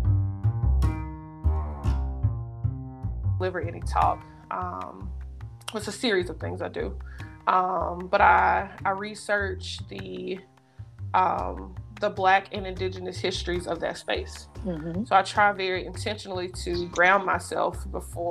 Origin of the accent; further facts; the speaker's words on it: Memphis, Tennessee, United States; moved away as an adult; also born or lived in Mississippi / Alabama / Kentucky; now in Pittsburgh, United States; I am from Memphis, Tennessee. I was born there